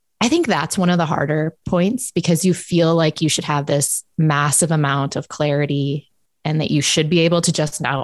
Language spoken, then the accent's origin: English; United States; moved away as an adult; also born or lived in South Dakota / Boston / Minnesota; now in Canada; I'm American.